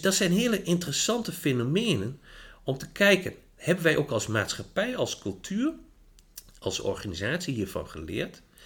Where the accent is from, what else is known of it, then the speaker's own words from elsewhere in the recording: Achterhoek, Gelderland, Netherlands; moved away as an adult; now in Winterswijk, Netherlands; Ik kom eh, uit de Achterhoek.